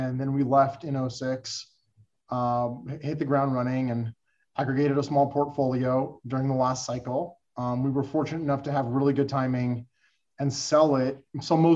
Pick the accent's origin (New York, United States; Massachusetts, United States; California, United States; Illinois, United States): California, United States; Los Angeles; I was born and raised in Los Angeles, California, went to high school, college, did everything